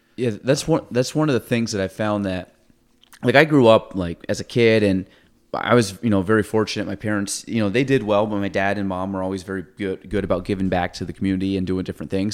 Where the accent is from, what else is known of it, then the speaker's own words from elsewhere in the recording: Chazy, New York, United States; I grew up in Chase